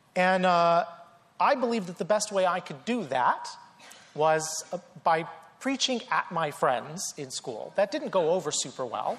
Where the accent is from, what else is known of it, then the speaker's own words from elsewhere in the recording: North Carolina, United States; I grew up in the South in North Carolina, grew up Southern Baptist